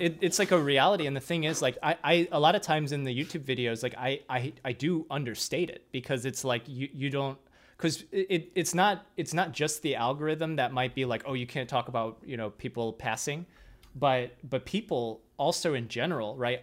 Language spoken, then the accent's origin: English; Midwest, United States; moved away; I'm coming from the Midwest